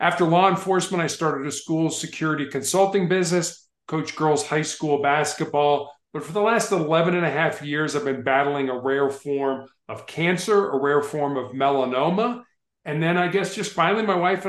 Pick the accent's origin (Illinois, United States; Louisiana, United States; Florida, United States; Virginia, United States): Illinois, United States; Chicago; also born or lived in Charleston, South Carolina; I was born on the South Side of Chicago